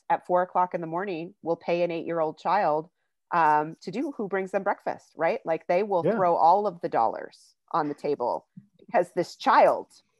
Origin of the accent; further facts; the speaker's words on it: Crosby, North Dakota, United States; moved away; I grew up in Divide County, Crosby, North Dakota